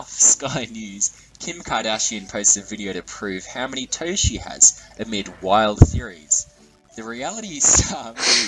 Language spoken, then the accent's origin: English; Melbourne, Victoria, Australia; I'm from Melbourne.